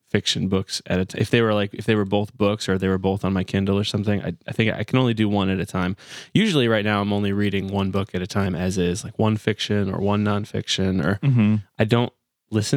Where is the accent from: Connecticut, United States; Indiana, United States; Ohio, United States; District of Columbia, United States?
Connecticut, United States; moved away; also born or lived in Nashville; I grew up in Connecticut